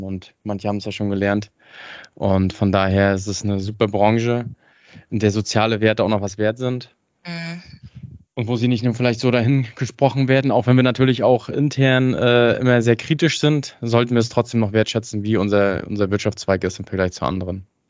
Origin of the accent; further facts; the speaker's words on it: Hagenow, Mecklenburg-Vorpommern, Germany; komme äh, gebürtig aus Hagenow, das ist hm, bei Schwerin